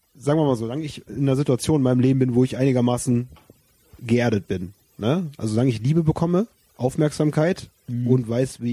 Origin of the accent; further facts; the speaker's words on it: Wermelskirchen, North Rhine-Westphalia, Germany; ich komme aus Wermelskirchen